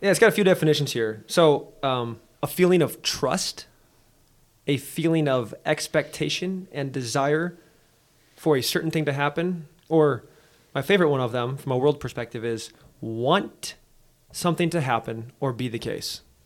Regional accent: Nebraska, United States; moved away; growing up in Nebraska for a number of years and having so much family out there, like, I'm, I'm, I'm a, I'm a Nebraskan

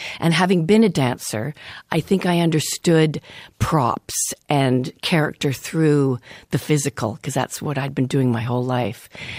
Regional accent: Thornhill, Ontario, Canada; In Thornhill.

